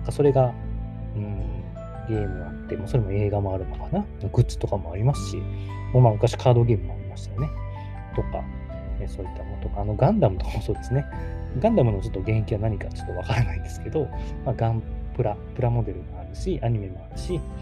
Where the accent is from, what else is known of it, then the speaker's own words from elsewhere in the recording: Kagawa, Japan; moved away as an adult; 僕のま地元にすごくあの美しい瀬戸内海のね、香川県